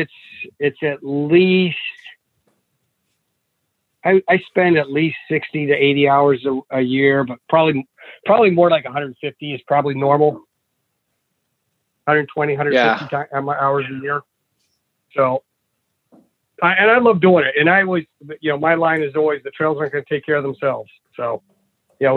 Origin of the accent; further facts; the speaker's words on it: California, United States; also born or lived in Utah; now in Athens, Ohio, United States; I grew up in California